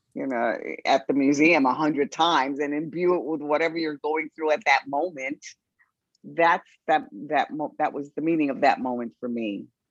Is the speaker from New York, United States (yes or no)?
yes; New York City, New York, United States; I was from the Bronx